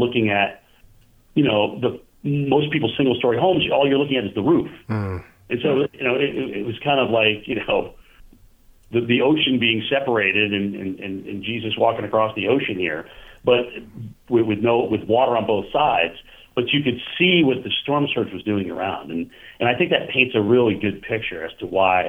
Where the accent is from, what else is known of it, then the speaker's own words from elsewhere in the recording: Vermont, United States; growing up in Vermont